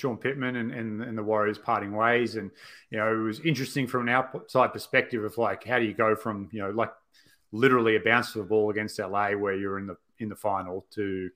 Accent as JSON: {"language": "English", "country": "Australia", "tie": "born or raised there", "said": "growing up in Australia"}